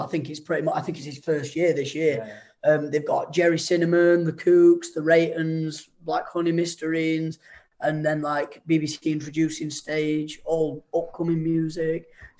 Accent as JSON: {"language": "English", "town": "Chesterfield", "region": "East Midlands", "country": "United Kingdom", "said": "I'm the one from Chesterfield."}